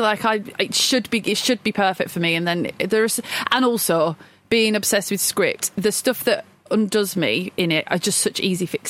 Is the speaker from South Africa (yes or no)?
no; Blackburn, North West England, United Kingdom; because I'm from Blackburn, I call it Mill Hill.